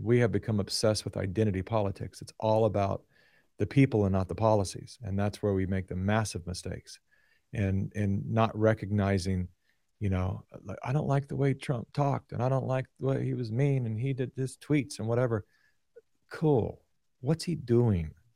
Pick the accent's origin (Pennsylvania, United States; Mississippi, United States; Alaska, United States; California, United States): California, United States; Sacramento; born and raised in Sacramento